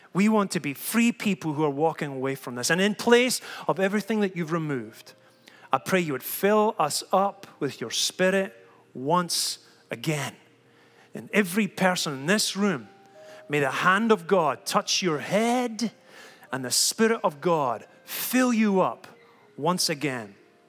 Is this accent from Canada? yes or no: no; Scotland, United Kingdom; I've been so proud that I'm Scottish. Look at the way I am. Look at what I've come from. Look at the way I talk.